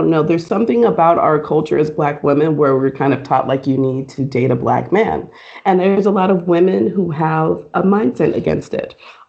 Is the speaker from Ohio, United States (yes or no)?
no; Southern California, United States; I grew up in Southern California, and I was very exposed to many people of different backgrounds.